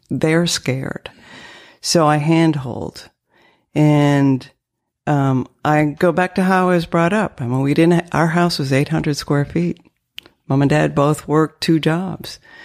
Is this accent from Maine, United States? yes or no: yes; northern Maine, United States; accent: French dialect; first language French; English is a second language; also born or lived in Canada / Nova Scotia, Canada; now in Lexington, United States; I grew up in New England